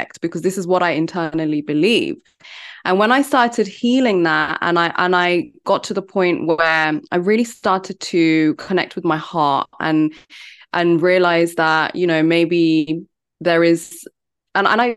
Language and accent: English; London, United Kingdom; also born or lived in India; I'm from London. I live in London.